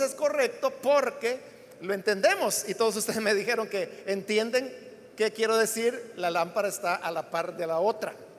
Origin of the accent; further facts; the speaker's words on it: El Salvador; así es como los salvadoreños hablamos el español